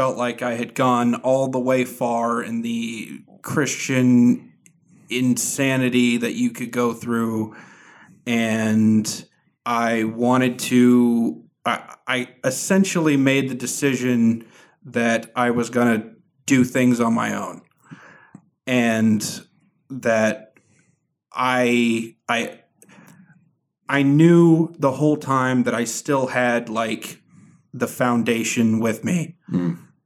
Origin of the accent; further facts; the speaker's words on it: Florida, United States; also born or lived in Venezuela; I grew up in Florida